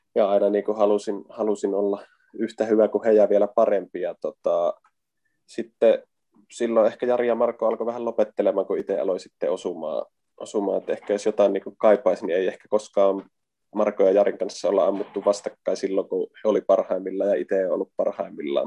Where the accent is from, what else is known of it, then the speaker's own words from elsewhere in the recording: Varkaus, North Savo, Finland; moved away as an adult; now in Helsinki, Finland; mä Varkaudesta kotoisin, niin silloin kun muutin 2009 Helsinkiin